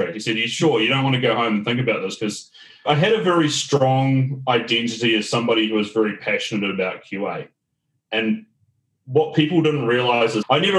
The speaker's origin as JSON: {"language": "English", "region": "Auckland", "country": "New Zealand", "tie": "born or raised there", "moved": "as an adult", "lives_now": "Melbourne, Australia", "said": "born and bred in Auckland, New Zealand"}